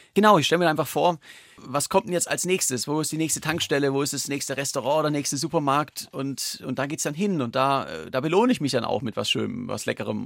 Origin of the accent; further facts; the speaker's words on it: Germany; als Deutscher